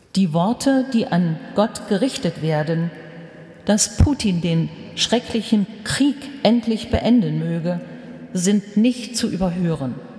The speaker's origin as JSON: {"language": "German", "country": "Germany", "said": "Bei uns in Deutschland"}